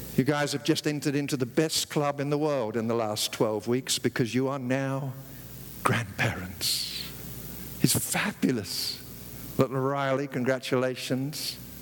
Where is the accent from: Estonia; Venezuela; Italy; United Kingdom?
United Kingdom; London; moved away as an adult; now in United States; When I was growing up in the East End of London